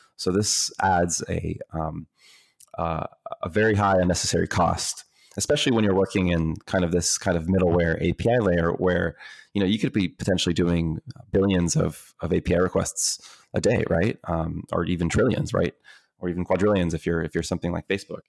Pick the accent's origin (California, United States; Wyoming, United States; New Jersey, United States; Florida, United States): Florida, United States; Tampa; also born or lived in Dominican Republic; I was born in the Dominican Republic, but raised here in the U S, uh, uh, in Tampa, Florida